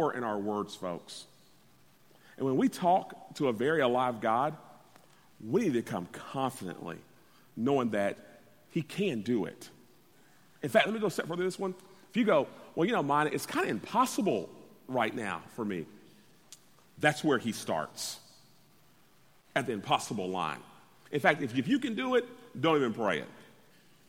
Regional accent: Orlando, Florida, United States; moved away; growing up in Orlando, Florida, not having much

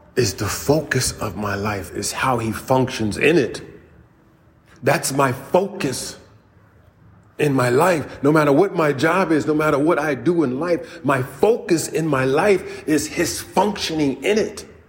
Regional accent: United States; I was born right here in the United States

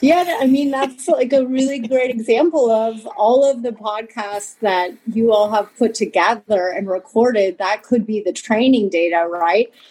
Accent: California, United States; moved away as an adult; now in Germany; I'm a Californian originally

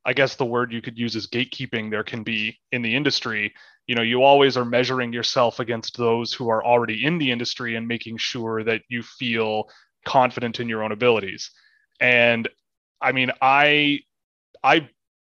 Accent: Toronto, Ontario, Canada; when I grew up, I mean, I'm from Toronto. I grew up playing hockey.

